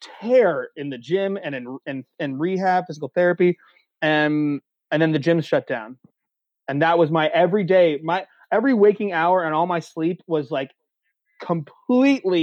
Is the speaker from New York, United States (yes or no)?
no; Lewisburg, Pennsylvania, United States; I'm in my hometown of Lewisburg, PA.